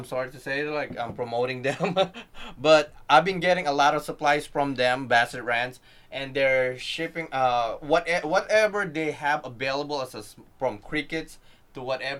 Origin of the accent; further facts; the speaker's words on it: Philippines; Oh, I'm Filipino, bro.